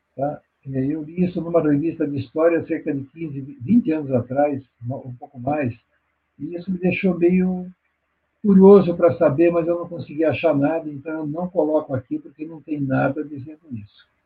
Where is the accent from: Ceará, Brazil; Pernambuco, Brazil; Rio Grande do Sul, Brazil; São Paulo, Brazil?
São Paulo, Brazil; eu nasci na Penha, São Paulo, na Zona Leste. Eu nasci dentro de casa, numa rua chamada Guaiaúna